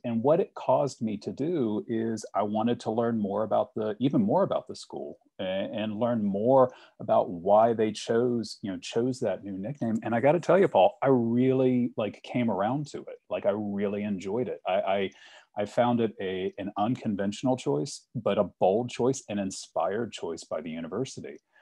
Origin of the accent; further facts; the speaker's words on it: Richmond, Virginia, United States; I grew up in Richmond